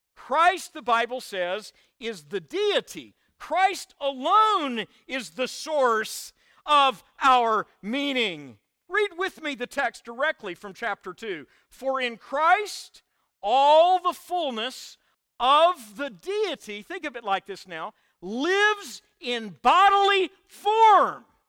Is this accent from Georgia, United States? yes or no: no; Oklahoma, United States; I was born in Oklahoma. I'll always be an Okie in my D N